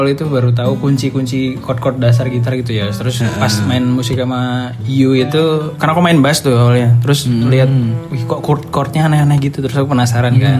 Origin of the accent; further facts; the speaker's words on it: Java, Indonesia; accent: medok; Iya, saya juga agak medok ini karena saya Javanese